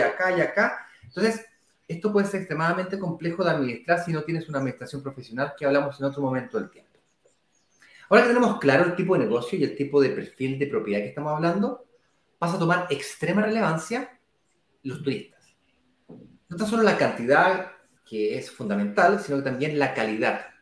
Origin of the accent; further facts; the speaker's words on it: Chile; now in Brazil; yo soy chileno, vivo en Brasil, pero soy chileno